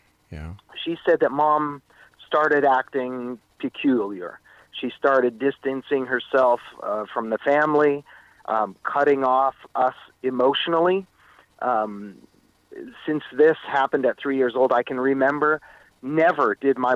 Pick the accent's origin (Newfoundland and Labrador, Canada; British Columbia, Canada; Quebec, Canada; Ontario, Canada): Ontario, Canada; Meaford; moved away as an adult; also born or lived in Etobicoke, Toronto, Canada / California, United States; I moved up to the small town of Meaford on Georgian Bay